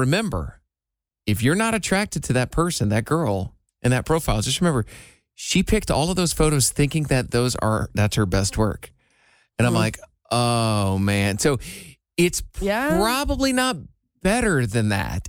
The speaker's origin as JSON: {"language": "English", "region": "Iowa", "country": "United States", "tie": "born or raised there", "moved": "yes", "said": "my hometown in Iowa"}